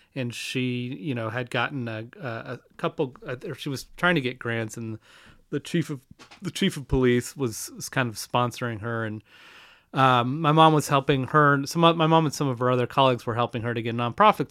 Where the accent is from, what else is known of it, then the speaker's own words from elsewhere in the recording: Kansas City, Missouri, United States; moved away as an adult; also born or lived in Madison / California; I moved back from California to Kansas City.